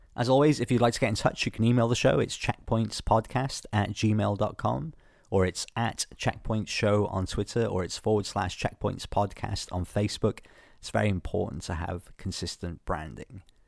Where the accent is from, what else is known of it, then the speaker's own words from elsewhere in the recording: Wales, United Kingdom; I'm from Wales